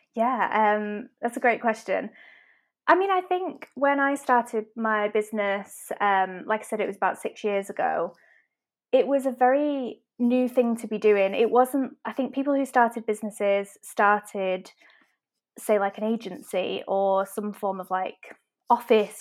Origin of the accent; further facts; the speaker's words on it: Manchester, North West England, United Kingdom; I'm from Manchester, as I'm sure you can tell from my accent